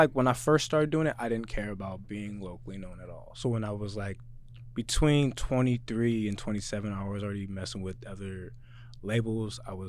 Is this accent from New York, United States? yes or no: no; Spanaway, Washington, United States; And I'm from Spanaway, so I always knew I was never really gonna make it because I'm from Spanaway.